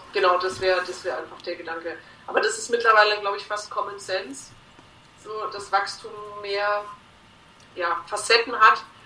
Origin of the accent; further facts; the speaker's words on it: Bavaria, Germany; bei uns in Bayern